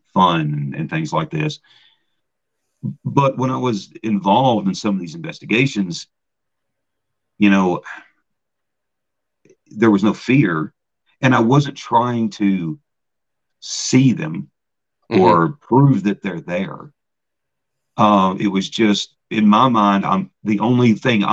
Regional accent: Gatlinburg, Tennessee, United States; moved away as an adult; also born or lived in Mount Pleasant, Iowa; now in Brodhead, United States; I was from Gatlinburg

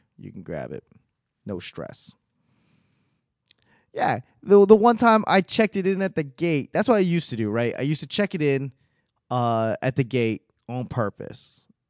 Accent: Boston, Massachusetts, United States; I mean, given I'm from Boston, I could always find a reason to talk shit.

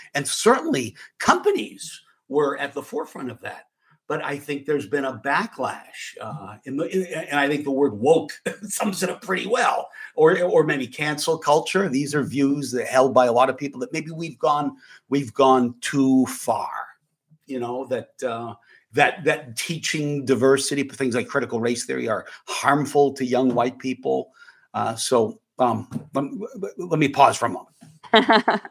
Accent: Manchester, New Hampshire, United States; I grew up in Manchester, New Hampshire

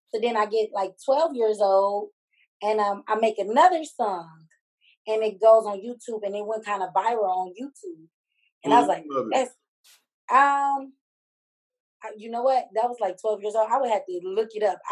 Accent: Detroit, Michigan, United States; I'm from Detroit, Michigan

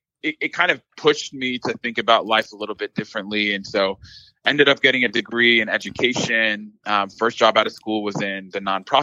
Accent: Dallas, Texas, United States; So I am originally from the Dallas area. So

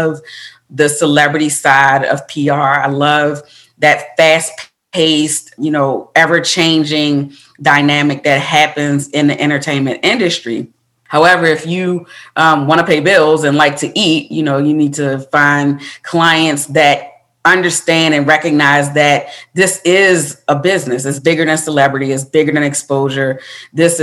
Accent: Baltimore, Maryland, United States; moved away; I'm from Baltimore, Maryland, originally

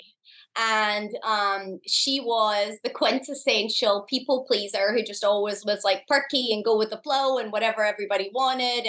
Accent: Scotland, United Kingdom; moved away as an adult; now in United States; I'm from Scotland. I'd moved to the US.

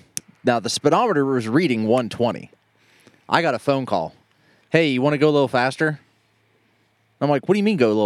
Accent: Toronto, Ohio, United States; moved away; Growing up in Toronto

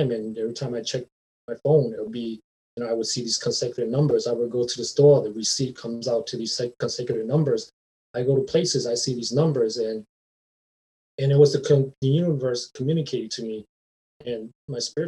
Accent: Rhode Island, United States; moved away as an adult; now in Minnesota, United States; I went to church growing up in Rhode Island

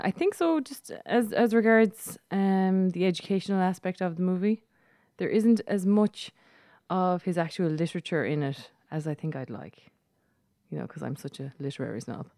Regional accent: Ireland; accent: Irish

